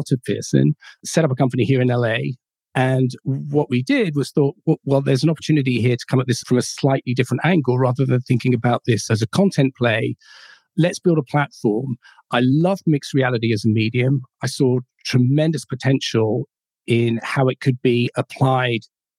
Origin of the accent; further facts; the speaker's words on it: London, United Kingdom; I was born and raised in London, in England